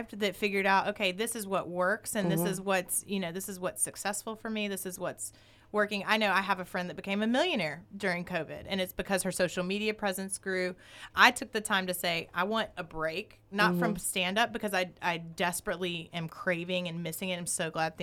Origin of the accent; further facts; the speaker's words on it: the South, United States; also born or lived in New York; now in Sherman Oaks, United States; I grew up in the South around a lot of racism